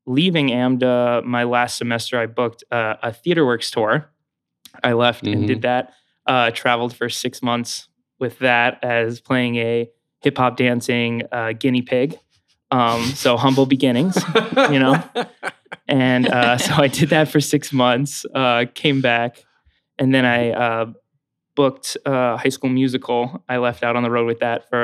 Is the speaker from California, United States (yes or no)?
no; Spring Hill, Florida, United States; now in New York, United States; I grew up in Spring Hill, Florida